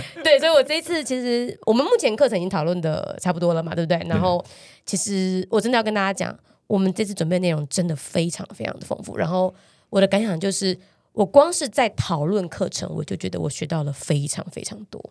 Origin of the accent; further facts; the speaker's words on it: Taiwan; 我们台湾人